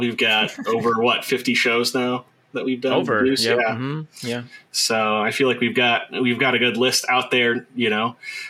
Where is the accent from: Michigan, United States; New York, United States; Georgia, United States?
Michigan, United States; I grew up in Michigan where it takes place.